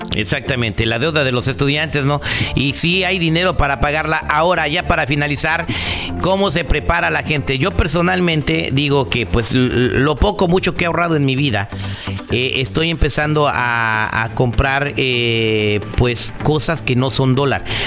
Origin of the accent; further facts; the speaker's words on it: United States; also born or lived in California; nuestra calidad de vida como norteamericanos